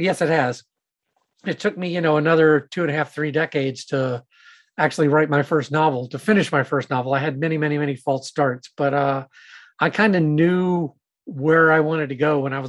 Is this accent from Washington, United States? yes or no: no; Savannah, Georgia, United States; I grew up in Savannah, Georgia